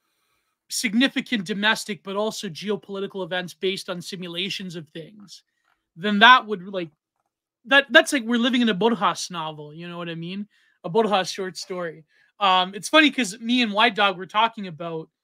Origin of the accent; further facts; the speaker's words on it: Canada; I'm Canadian